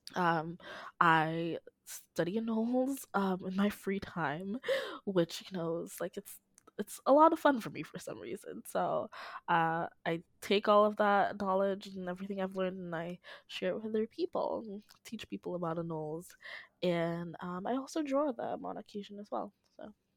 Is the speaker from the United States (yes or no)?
no; Dominica; I'm from the Commonwealth of Dominica, not Dominican Republic, um, in the Caribbean.